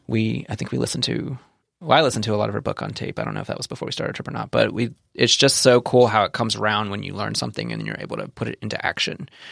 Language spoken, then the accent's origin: English; Kentucky, United States; moved away; We're from Kentucky. We were